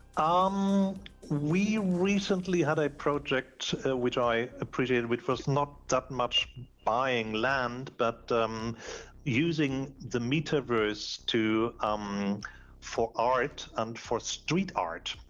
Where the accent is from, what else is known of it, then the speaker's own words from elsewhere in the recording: Hamburg, Germany; I'm here in Hamburg, which is my my, my hometown, Hamburg, Germany